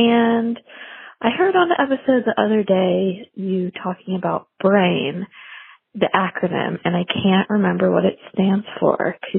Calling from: North Carolina, United States; I'm calling from North Carolina.

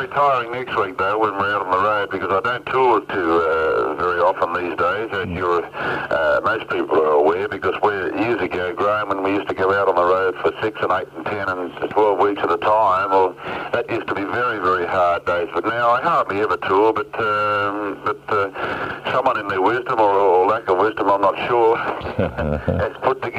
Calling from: New South Wales, Australia; I'm calling from my farm up on the border of the Tweed Gold Coast.

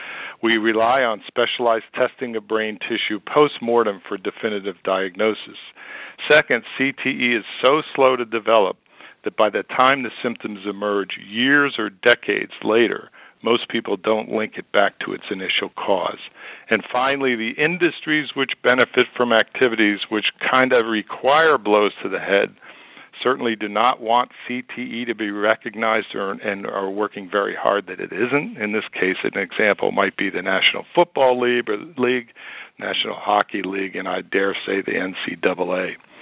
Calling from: Philadelphia, Pennsylvania, United States; We're calling from Philadelphia area, and this is Eagles country

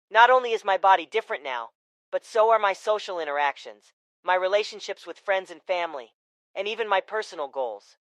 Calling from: Houston, Texas, United States; Hi, Brainwaves. … I'm from Houston, Texas.

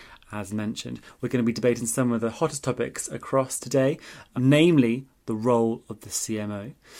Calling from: London, United Kingdom; And as I'm joining from London, England, this is a truly global podcast.

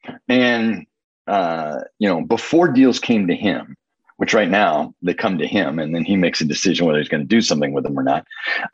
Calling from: Indianapolis, Indiana, United States; I'm in Indianapolis, Indiana

